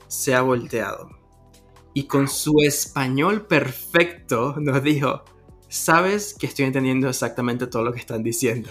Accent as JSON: {"language": "Spanish", "country": "Venezuela", "moved": "yes", "lives_now": "Toronto, Canada", "said": "uno como venezolano"}